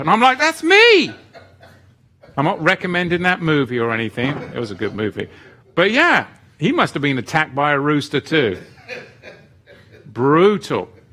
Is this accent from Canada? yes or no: no; England, United Kingdom; now in Oregon, United States; when I was a boy growing up in England